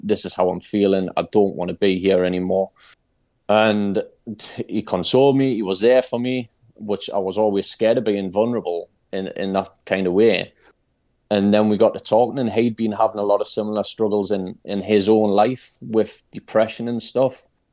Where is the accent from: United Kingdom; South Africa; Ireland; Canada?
United Kingdom; Newcastle upon Tyne, North East England; I'm from Newcastle in England, in the U K